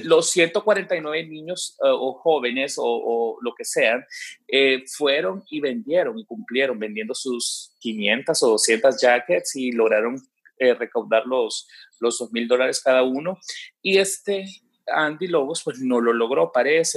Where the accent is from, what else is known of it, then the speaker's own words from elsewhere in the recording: El Salvador; era nuestro orgullo como salvadoreños